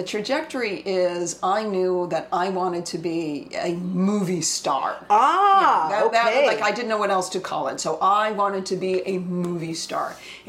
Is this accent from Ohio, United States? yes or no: no; Boston, Massachusetts, United States; I'm from Boston.